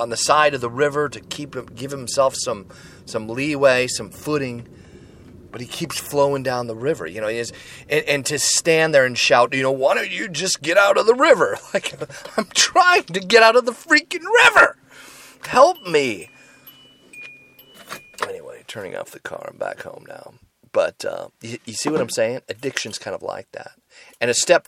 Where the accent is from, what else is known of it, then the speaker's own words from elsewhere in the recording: Seattle, Washington, United States; my hometown, right here in Seattle, Washington.